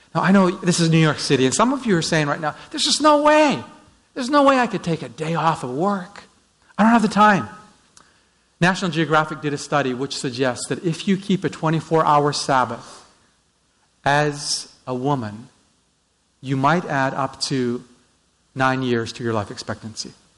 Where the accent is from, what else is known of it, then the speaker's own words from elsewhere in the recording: Vancouver, British Columbia, Canada; I'm from Vancouver uh, just north of Seattle on the coast.